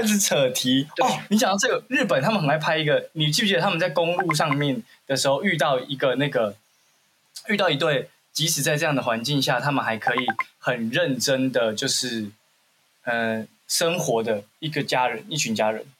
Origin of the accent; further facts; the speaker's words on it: Xinzhuang, New Taipei, Taiwan; 我小时候在西，下新庄长大